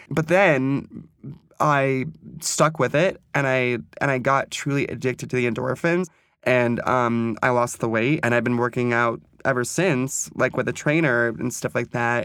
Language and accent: English; Ventura, California, United States; moved away as an adult; also born or lived in New York; I grew up poor in Ventura.